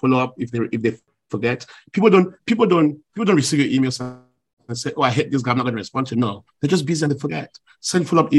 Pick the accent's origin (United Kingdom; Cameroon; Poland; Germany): Cameroon; moved away as an adult; also born or lived in Washington / China; now in Douala, Cameroon; I was this kid from Africa.